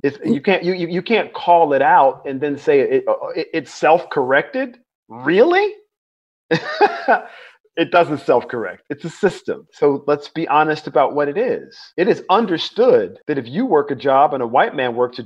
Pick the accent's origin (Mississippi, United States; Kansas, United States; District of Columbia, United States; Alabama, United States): Alabama, United States; Mobile; now in North Carolina, United States; I was born in Mobile, Alabama. I grew up in the Deep South.